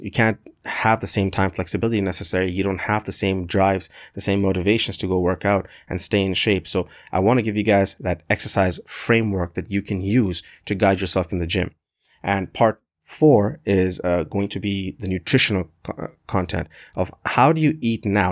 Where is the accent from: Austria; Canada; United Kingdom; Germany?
Canada; I'm a proud Canadian.